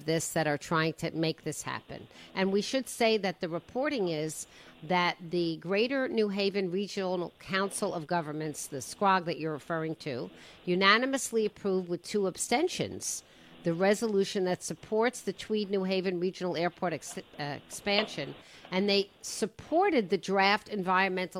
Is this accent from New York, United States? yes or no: yes; South Shore of Long Island, New York, United States; moved away as an adult; now in Connecticut, United States; I moved away from the South Shore of Long Island because of the congestion and the noise of JFK. I lived with it. I went to a high school, Mayor, called Lawrence High School